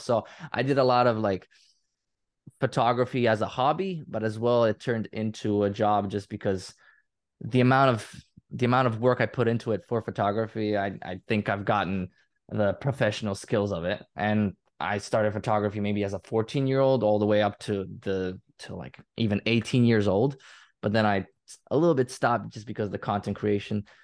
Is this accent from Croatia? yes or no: yes; Croatia; English is a second language; I'm from Croatia, I live in Croatia in my, in my entire life